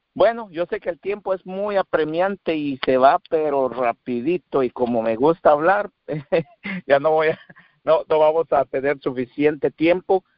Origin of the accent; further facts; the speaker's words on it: Guatemala; moved away as an adult; now in Texas, United States; soy de Guatemala